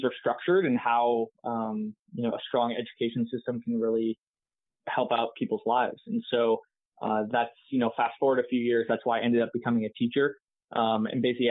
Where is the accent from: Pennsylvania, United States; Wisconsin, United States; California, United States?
California, United States; San Jose; I grew up here in San Jose, ended up going to UC Davis for school.